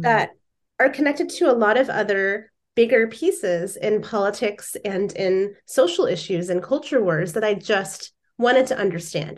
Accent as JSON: {"language": "English", "region": "Indiana", "country": "United States", "tie": "born or raised there", "moved": "as an adult", "lives_now": "Seattle, United States", "said": "I grew up in Indiana, so I'm from the Midwest."}